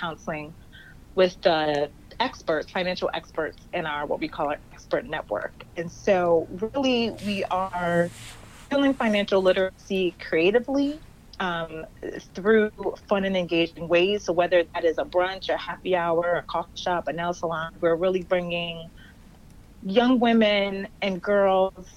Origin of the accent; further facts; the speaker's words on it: Somerset, New Jersey, United States; I grew up in Somerset, New Jersey, same place where First Baptist is, and grew up in the church.